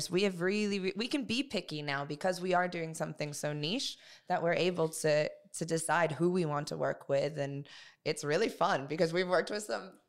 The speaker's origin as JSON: {"language": "English", "country": "Mexico", "second_language": "English", "said": "Uh, so when we're from Mexico."}